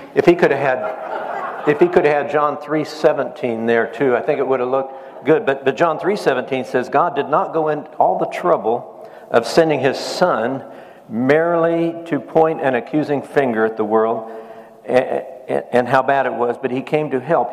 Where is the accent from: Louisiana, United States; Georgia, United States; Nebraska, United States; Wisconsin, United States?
Nebraska, United States; I grew up in Nebraska. I grew up in a farm